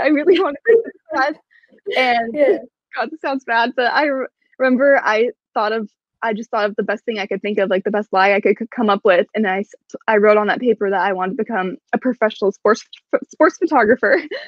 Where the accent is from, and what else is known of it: Portland, Oregon, United States; now in Seattle, United States